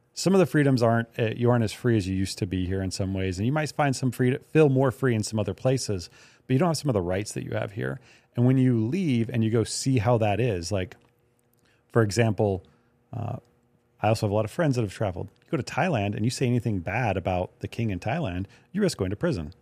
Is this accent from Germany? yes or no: no; United States; I'm an American